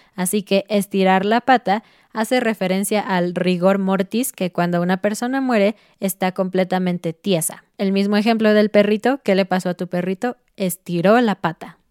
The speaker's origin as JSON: {"language": "Spanish", "country": "Mexico", "said": "como mexicanos"}